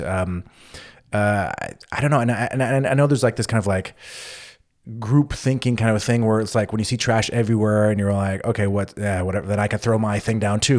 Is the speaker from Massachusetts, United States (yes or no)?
no; California, United States; moved away as an adult; now in Berlin, Germany; U S, California